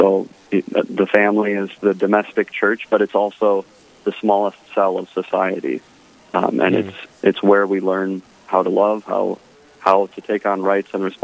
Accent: Fairmont, Minnesota, United States; I grew up in Fairmont in a pretty large Catholic family.

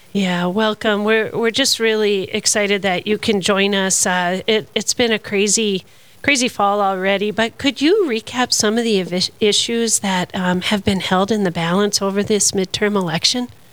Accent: Minnesota, United States; I'm a Minnesotan

